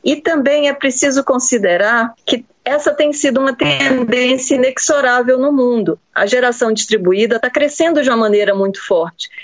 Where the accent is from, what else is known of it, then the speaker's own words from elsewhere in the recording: Brazil; nós, como brasileiros